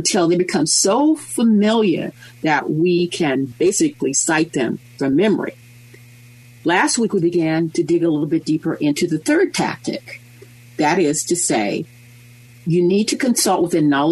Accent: United States; we being American lawyers, we being American insurance policyholders

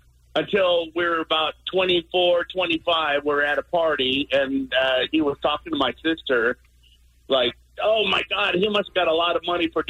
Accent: Los Angeles, California, United States; now in Las Vegas, United States; growing up in Eagle Rock

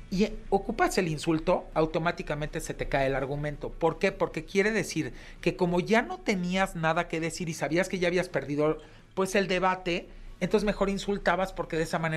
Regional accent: Mexico; como mexicano, tu partido es México.

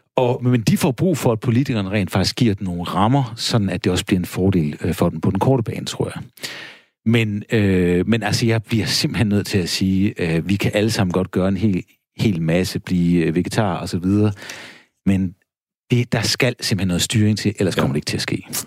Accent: Denmark

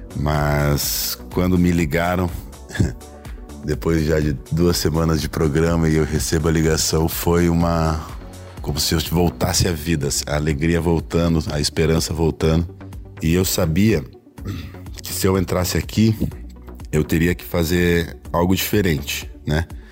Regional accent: Curitiba, Paraná, Brazil; Sou natural de Curitiba

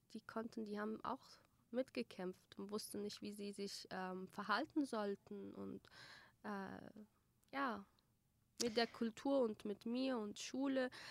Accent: Germany; German is a second language; now in Erbil, Iraq; Ich war sechs. Erstes Schuljahr habe ich dort äh, gemacht.

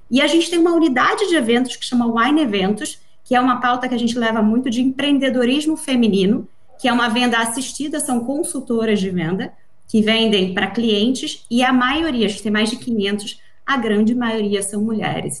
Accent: Rio de Janeiro, Brazil; moved away; also born or lived in São Paulo; Eu acho que é importante pontuar pelo meu sotaque. Primeiro, eu sou carioca de nascimento, paulista de coração

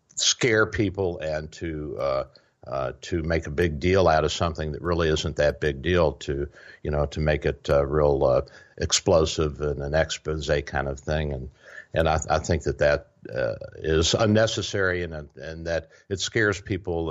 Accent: United States

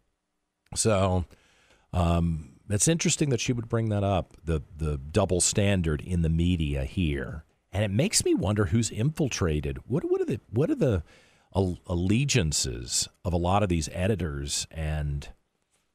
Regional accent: United States; as an American by myself over there representing a company

